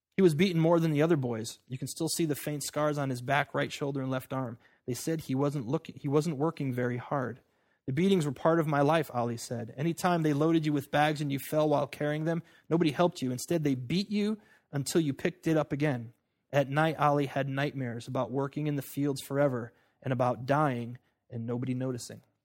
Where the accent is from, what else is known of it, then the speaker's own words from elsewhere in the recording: United States; I'm an American